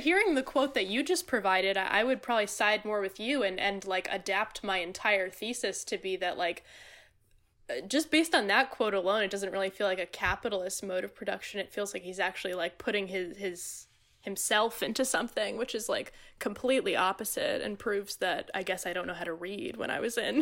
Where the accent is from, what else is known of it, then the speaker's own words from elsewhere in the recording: Middletown, New Jersey, United States; now in Hoboken, United States; I grew up and have lived the majority of my life in, uh, picturesque Middletown, New Jersey.